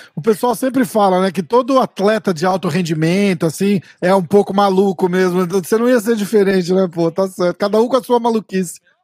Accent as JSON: {"language": "Portuguese", "region": "São Paulo", "country": "Brazil", "also_born_or_lived": "New York, United States", "moved": "yes", "lives_now": "Orlando, United States", "said": "Eu tô na Flórida, na verdade, mas eu sou de São Paulo"}